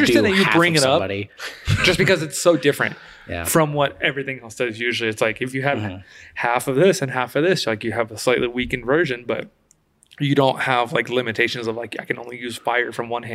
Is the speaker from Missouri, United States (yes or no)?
no; El Paso, Texas, United States; I wasn't born in El Paso, but I definitely grew up there. I spent like the majority of my life there